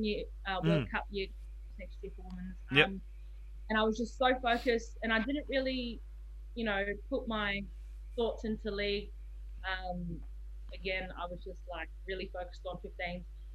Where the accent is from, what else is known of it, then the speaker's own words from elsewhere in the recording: Sydney, New South Wales, Australia; born there; So I was born in Sydney, and that's my reason.